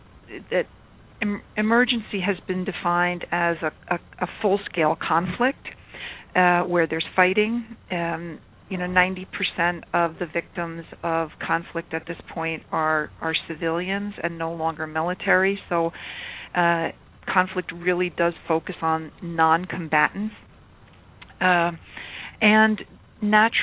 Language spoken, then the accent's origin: English; United States; I'm an American, if you can't tell by my accent already